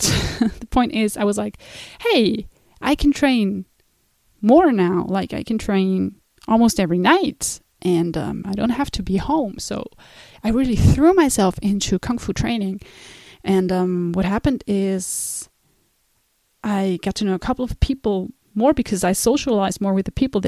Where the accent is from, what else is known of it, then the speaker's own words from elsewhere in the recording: Switzerland; also born or lived in United States; So when I was 16, I went to the United States, and I was obviously coming from Switzerland